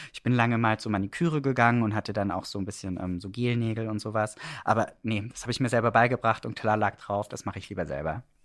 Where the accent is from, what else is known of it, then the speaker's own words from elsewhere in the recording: Swabian Black Forest, Baden-Württemberg, Germany; also born or lived in Stuttgart; now in Berlin, Germany; ich war ein kleiner Junge ähm, im schwäbischen Schwarzwald